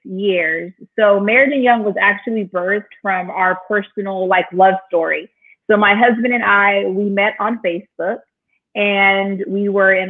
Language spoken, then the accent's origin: English; Inland Empire, California, United States; moved away as an adult; also born or lived in Oceanside, California; now in Chicago, United States; I was like born and raised in the beautiful state of California. So I'm a West Coast girl, born in Oceanside. And then I was raised like in the Inland Empire